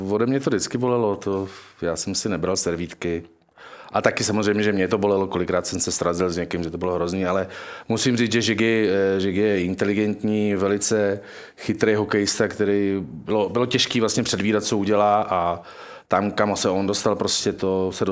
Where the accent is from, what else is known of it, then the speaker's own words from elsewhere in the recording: Bruntál, Moravian-Silesian Region, Czechia; No. Já jsem z Bruntálu.